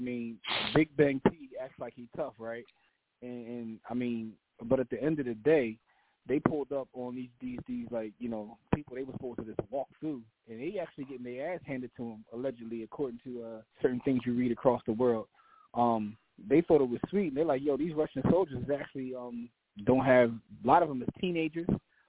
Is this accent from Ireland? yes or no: no; Canada; I'm Canadian.